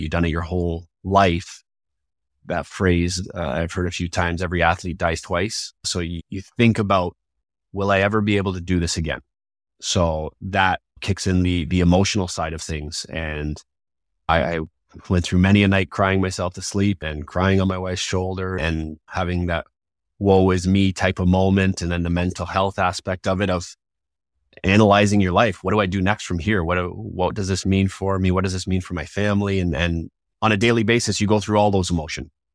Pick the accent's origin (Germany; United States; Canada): Canada; Toronto, Ontario; growing up in Toronto